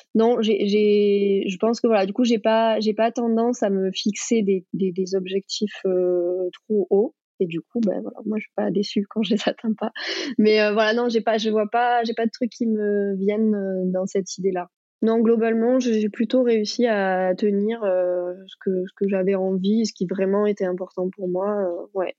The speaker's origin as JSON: {"language": "French", "area": "Pays de Mirabeau, near Marseille", "region": "Provence-Alpes-Côte d'Azur", "country": "France", "tie": "born or raised there", "said": "j'ai grandi bah, près de Marseille. J'ai grandi d'ailleurs au Pays de Mirabeau"}